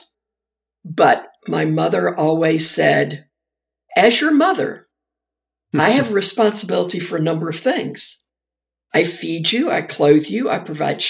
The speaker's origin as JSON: {"language": "English", "area": "Shenandoah Valley", "region": "Virginia", "country": "United States", "tie": "born or raised there", "said": "I grew up in the Shenandoah Valley, Virginia"}